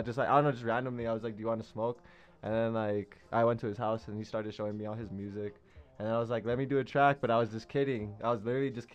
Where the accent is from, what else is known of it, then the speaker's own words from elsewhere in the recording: Santa Fe, New Mexico, United States; I'm from Santa Fe.